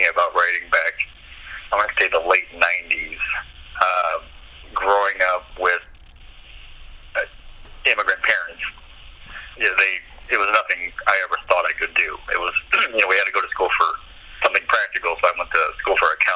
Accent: Davenport, Iowa, United States; moved away as an adult; also born or lived in Dubuque / Illinois Quad Cities; now in Portland, United States; I was born and raised in Davenport, and then moved over to the Illinois side when I got married, and then moved to Portland a couple years ago

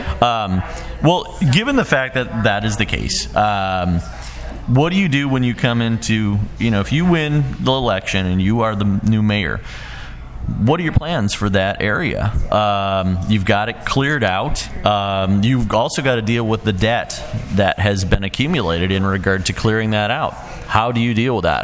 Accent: Chicago, Illinois, United States; moved away; I grew up around Chicago

